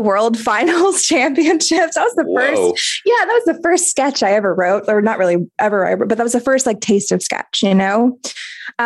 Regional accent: North Carolina, United States; moved away as an adult; also born or lived in Jersey City; I'm from North Carolina

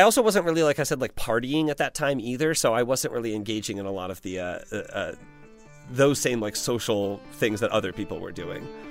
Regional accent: Indiana, United States; I'm still from Indiana, and there was, there truly was not much

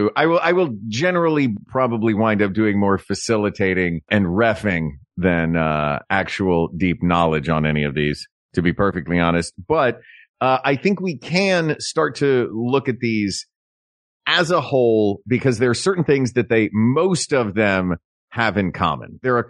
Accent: the South, United States; As a Southerner, honor. I say umbrella.

